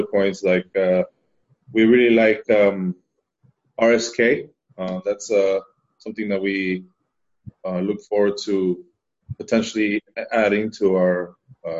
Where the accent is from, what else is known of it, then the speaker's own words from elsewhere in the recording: Miami, Florida, United States; moved away as an adult; also born or lived in Spain; now in Amsterdam, Netherlands; I'm Spanish, but I grew up in Miami